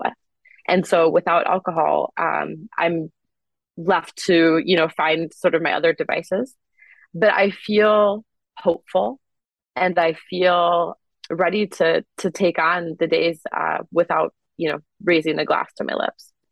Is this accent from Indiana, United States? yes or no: no; Wisconsin, United States; I grew up in Wisconsin